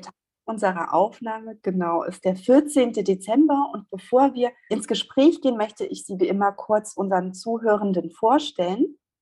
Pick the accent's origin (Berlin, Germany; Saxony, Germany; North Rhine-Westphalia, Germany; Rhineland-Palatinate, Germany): Saxony, Germany; meine Wahrnehmung als Sächsin